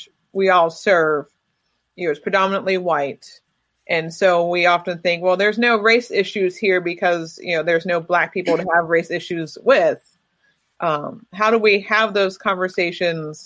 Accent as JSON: {"language": "English", "region": "Western Pennsylvania", "country": "United States", "tie": "born or raised there", "said": "As somebody born and bred in Western Pennsylvania, and I think the only one out of this group that's lived here all my life"}